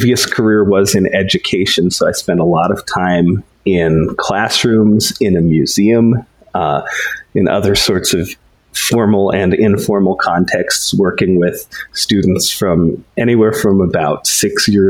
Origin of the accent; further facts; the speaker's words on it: Denver, Colorado, United States; I am from Denver, Colorado. I live in my childhood home